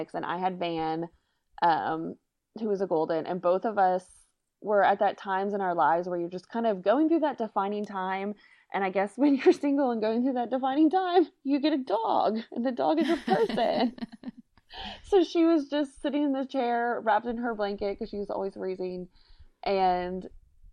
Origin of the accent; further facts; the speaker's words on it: South Louisiana, United States; I'm from South Louisiana